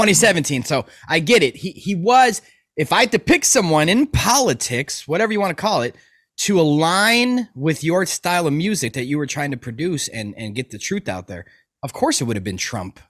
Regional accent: Chicago, Illinois, United States; I'm from Chicago. okay, South Burbs, and, like, growing up

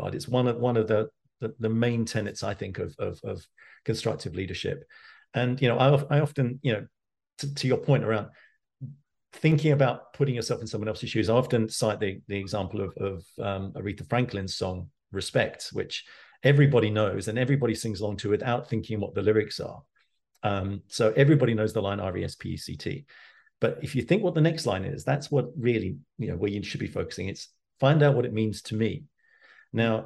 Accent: London, United Kingdom; I grew up in East London as a kid, and, you know, I went to school in Walthamstow

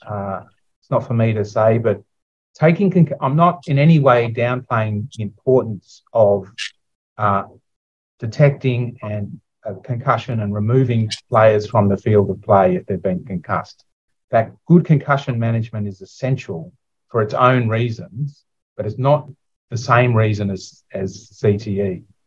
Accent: Sydney, New South Wales, Australia; I'm from Sydney

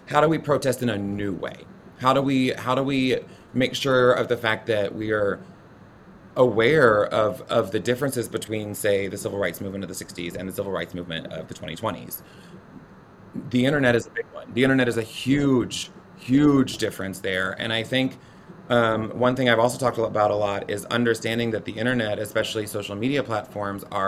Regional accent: the South, United States; being a Southerner and a proud Southerner

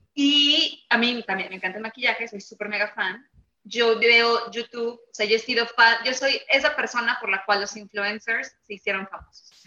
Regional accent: Mexico; no tenemos acceso a tanta diversidad en México porque somos más mexicanos con mexicanos

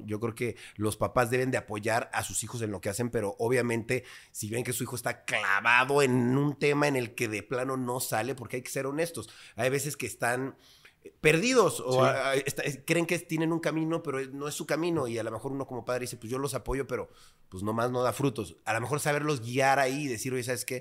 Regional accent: Mexico City, Mexico; cuando era muy niño, digamos, cuando convivíamos y estábamos muy pequeños, yo tenía, no sé, seis, siete años, pues yo vivía en una colonia a lo mejor no tan agraciada, vaya, pero pues una colonia bien, eh, es Churubusco, por ahí, por esa zona, eh, Prado Churubusco

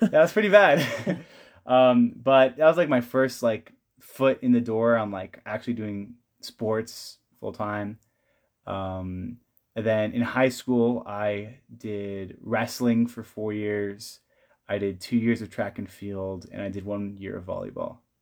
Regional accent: California, United States; moved away as an adult; now in Provo, United States; I am from California

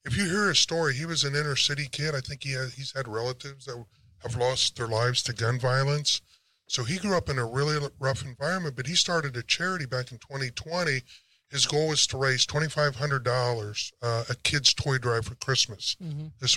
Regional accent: Ohio, United States; now in Texas, United States; I'm from Ohio

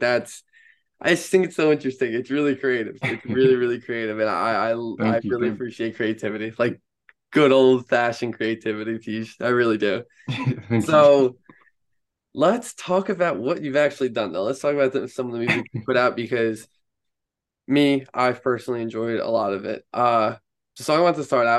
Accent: Long Island, New York, United States; growing up here on Long Island

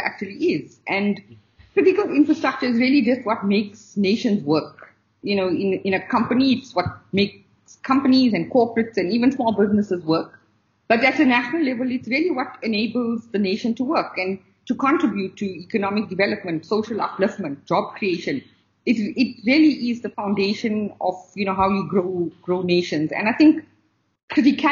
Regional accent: Newcastle, KwaZulu-Natal, South Africa; I was born and grew up in KwaZulu-Natal in a town called Newcastle

